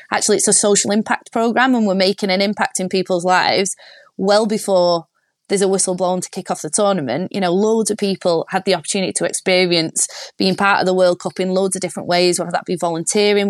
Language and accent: English; Warrington, North West England, United Kingdom; I'm from Warrington, which is big rugby league town